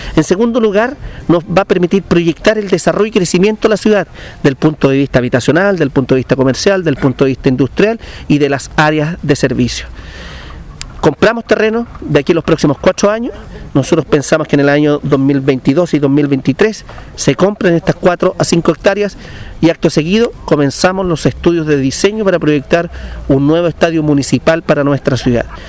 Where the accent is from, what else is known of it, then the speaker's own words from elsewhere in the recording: Linares, Maule, Chile; la ciudad donde yo nací